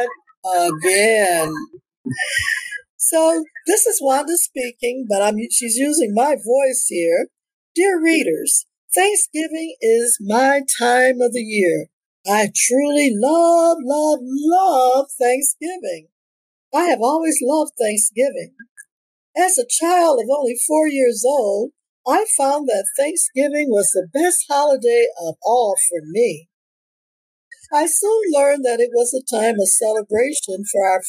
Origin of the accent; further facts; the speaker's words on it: Detroit, Michigan, United States; also born or lived in Toronto, Ontario, Canada; I was born on October the 11th, 1942 in Toronto, Ontario, Canada. And I migrated to Detroit, Michigan as a young child.